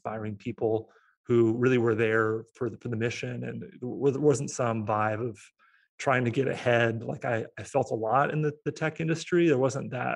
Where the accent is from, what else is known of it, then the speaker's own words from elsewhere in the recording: Portland, Oregon, United States; my hometown of Portland, Oregon